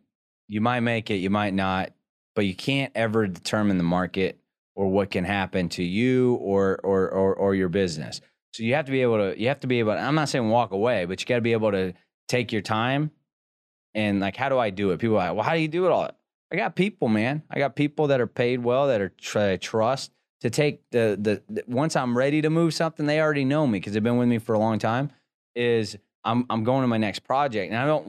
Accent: Texas, United States; I'm good in that because I came from South Texas oil field.

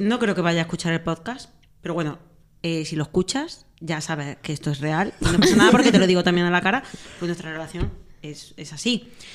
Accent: Benamejí, Andalusia, Spain; De Benamejí, mi pueblo

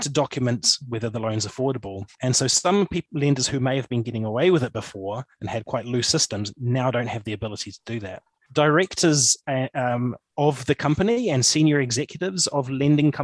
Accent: Papakura, Auckland, New Zealand; moved away as an adult; now in Motueka, New Zealand; I grew up in Papakura

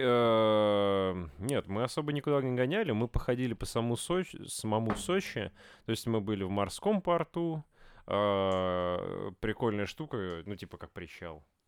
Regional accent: Voronezh, Voronezh Oblast, Russia; мы, ну, типа, мы из Воронежа

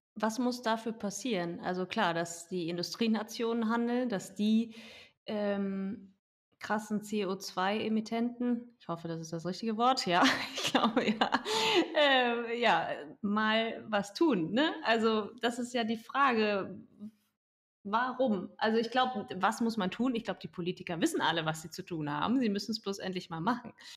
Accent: Germany; bei uns in Deutschland

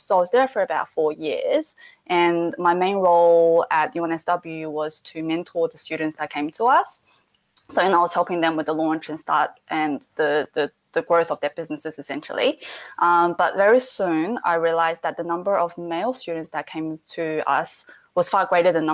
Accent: Adelaide, South Australia, Australia; moved away as an adult; now in Sydney, Australia; I grew up in Adelaide, so I started a charity with my best mate back in Adelaide

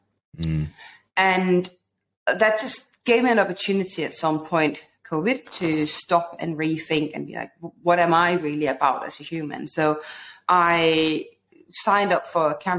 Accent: Denmark; moved away as an adult; now in London, United Kingdom; when I moved to London, I'm originally from Denmark

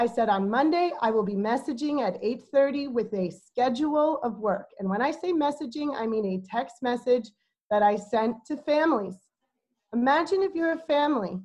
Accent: New York City, New York, United States; now in Oakland, United States; I'm from New York City

